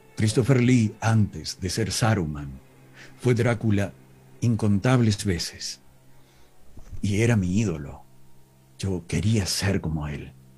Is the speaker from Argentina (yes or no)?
yes; Villa Dolores, Córdoba, Argentina; accent: interior Argentine (not porteño); Mi pueblo se llama Villa Dolores